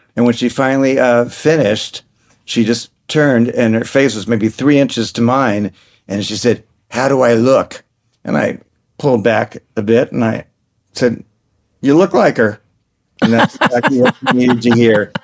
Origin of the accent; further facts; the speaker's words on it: New York City, New York, United States; I grew up in New York City